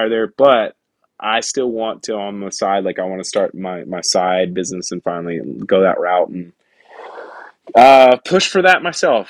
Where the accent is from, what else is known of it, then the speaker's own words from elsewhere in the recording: Pensacola, Florida, United States; get out from my hometown, man. I've spent 28 years in Pensacola